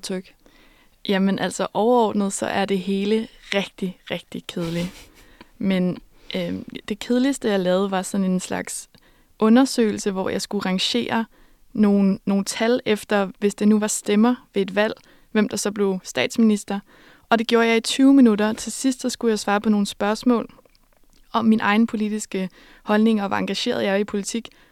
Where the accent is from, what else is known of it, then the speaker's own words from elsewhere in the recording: Denmark; jeg var fra Danmark